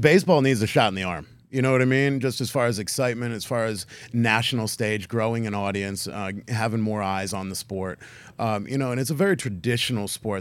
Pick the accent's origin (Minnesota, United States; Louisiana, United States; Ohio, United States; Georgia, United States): Ohio, United States; Canton; moved away; it's always special coming home for me because I was born and raised in Canton, Ohio.